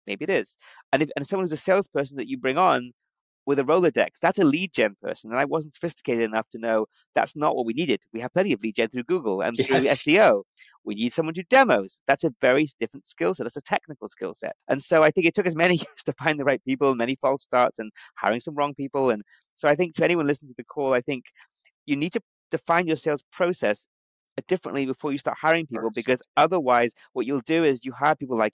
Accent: United Kingdom; moved away; being British, I think coming from Europe

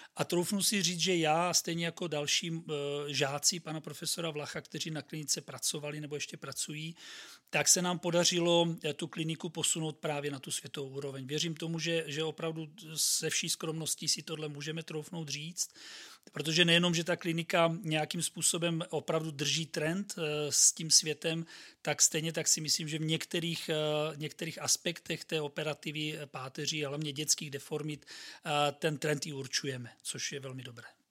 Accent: Brno, South Moravian Region, Czechia; jsem Brňák, tak tím pádem vlastně jsem bydlel doma

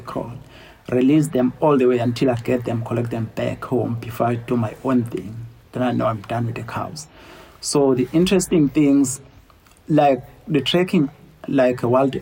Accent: Kwachobe area, near Phinda Private Game Reserve, KwaZulu-Natal, South Africa; I grown up in Kwachobe area, which is not too far from the property

